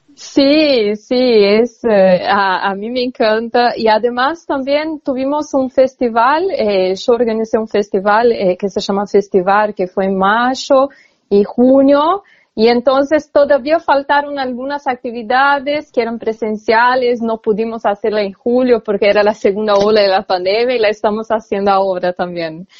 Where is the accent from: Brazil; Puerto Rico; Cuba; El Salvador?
Brazil; Goiânia, Goiás; Spanish is a second language; moved away as an adult; now in Argentina; Yo nací en Goiânia, mm. está a 200 kilómetros más o menos de Brasilia